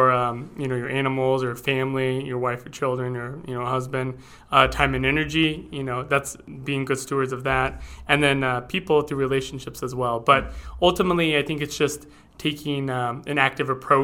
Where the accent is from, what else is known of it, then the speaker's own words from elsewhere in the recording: East Valley, Arizona, United States; also born or lived in Oklahoma / Gallup, New Mexico; I lived around the valley, Chandler, Mesa, Gilbert, the various areas, mostly East Valley